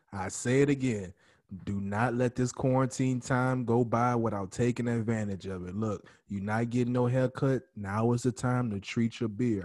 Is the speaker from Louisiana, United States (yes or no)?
yes; New Orleans, Louisiana, United States; now in Texas, United States